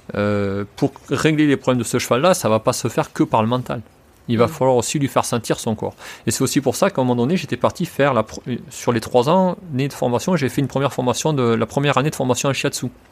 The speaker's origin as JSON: {"language": "French", "country": "France", "said": "je suis français"}